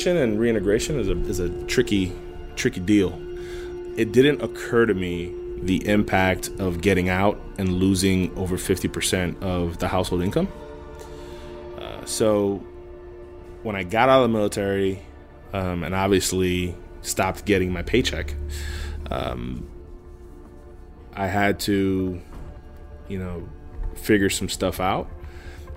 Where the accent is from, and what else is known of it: Miami, Florida, United States; born or raised there; also born or lived in Brooklyn, New York; now in Homestead, United States